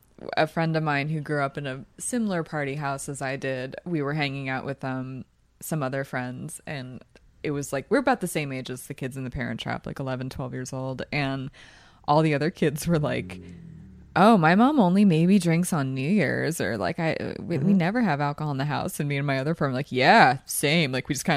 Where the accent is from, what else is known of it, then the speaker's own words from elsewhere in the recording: Philadelphia, Pennsylvania, United States; accent: Philadelphia; Like, my accent's watered down from Philly.